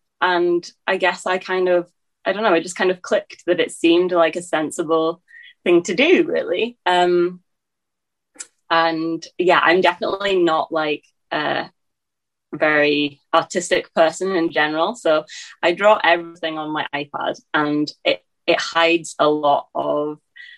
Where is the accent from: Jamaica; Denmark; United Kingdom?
United Kingdom; England; now in Scotland; because I kind of grew up as a young kid in England, it's probably skewed my accent. Then I moved to Scotland. So I have been in Scotland since then.